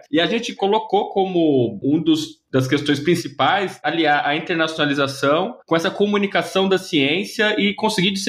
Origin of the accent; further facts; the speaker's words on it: São Paulo, Brazil; Eu estava em São Paulo, sou de São Paulo, e construí uma newsletter chamada Digi Labor.